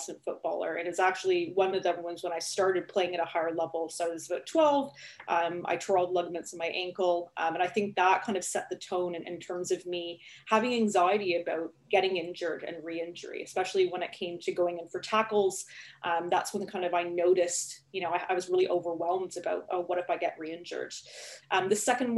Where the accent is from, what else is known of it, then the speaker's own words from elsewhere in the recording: Toronto, Ontario, Canada; moved away as an adult; now in United Kingdom; I'm not originally from the UK, obviously. I'm from Toronto, Canada, and I moved over to the UK about 8 years ago